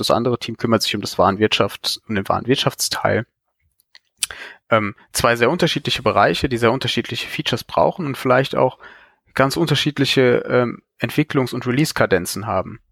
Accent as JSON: {"language": "German", "town": "Cologne", "region": "North Rhine-Westphalia", "country": "Germany", "said": "ich komme aus Köln."}